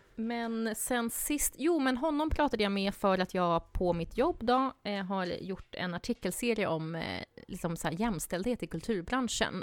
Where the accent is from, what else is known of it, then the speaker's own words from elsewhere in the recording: southern Sweden, Sweden; moved away; jag kommer från södra Sverige